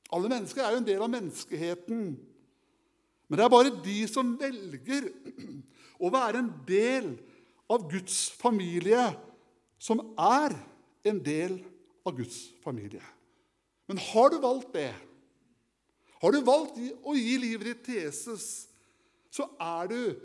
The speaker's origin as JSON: {"language": "Norwegian", "town": "Kragerø", "region": "Telemark", "country": "Norway", "tie": "born or raised there", "said": "Som guttunge så hadde jeg kaniner eh, hjemme i Kragerø, i min hjemby."}